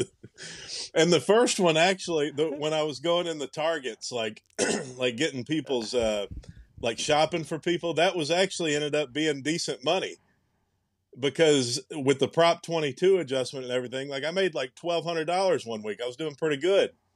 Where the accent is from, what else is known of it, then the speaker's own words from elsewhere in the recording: Tennessee, United States; moved away; I'm from Tennessee